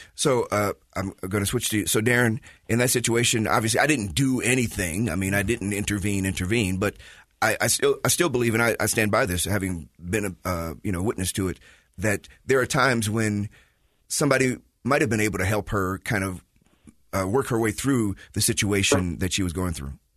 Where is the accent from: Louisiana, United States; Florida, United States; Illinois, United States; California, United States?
Illinois, United States; Chicago; now in Utah, United States; I'm from Chicago, been watching that for 40, 50 years.